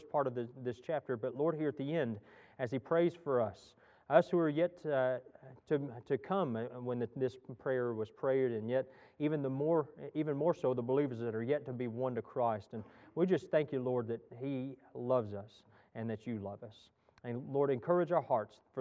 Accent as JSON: {"language": "English", "region": "Texas", "country": "United States", "tie": "born or raised there", "moved": "yes", "said": "I grew up in Texas"}